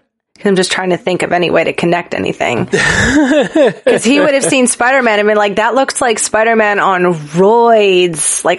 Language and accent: English; United States; So as an American